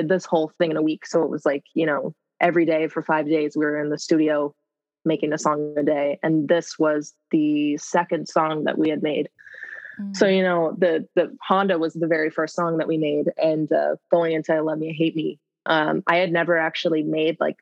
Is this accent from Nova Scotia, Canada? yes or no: yes; Nova Scotia, Canada; now in Los Angeles, United States; I'm a singer from Nova Scotia, Canada, but I actually am LA-based now